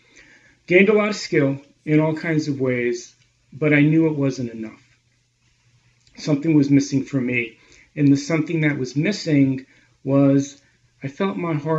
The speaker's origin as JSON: {"language": "English", "area": "Long Island", "region": "New York", "country": "United States", "tie": "born or raised there", "also_born_or_lived": "Boston area / Israel", "moved": "as an adult", "said": "I grew up on Long Island in a conservative Jewish home, attended public school, and a few afternoons a week I would go to Hebrew school."}